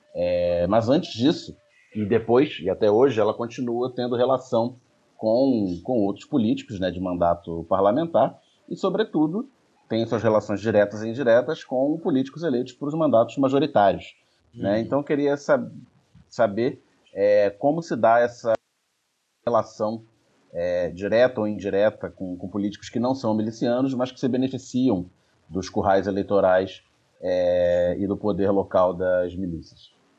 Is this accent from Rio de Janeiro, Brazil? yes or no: yes; Rio de Janeiro, Brazil; eu sou de Campo Grande, morei 29 anos lá